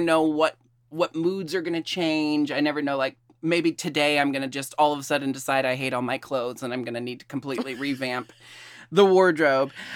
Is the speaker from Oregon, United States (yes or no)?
yes; Portland, Oregon, United States; I was born and raised in Portland